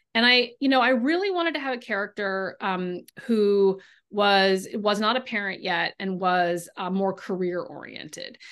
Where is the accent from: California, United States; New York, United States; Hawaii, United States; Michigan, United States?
California, United States; now in Boston, United States; I grew up in California